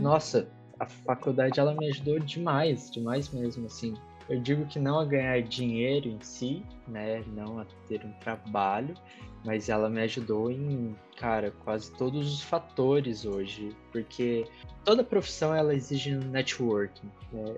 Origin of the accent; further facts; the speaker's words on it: Santa Catarina, Brazil; now in Curitiba, Brazil; sou nascido em Curitiba, cresci em Santa Catarina, voltei a morar em Curitiba faz alguns anos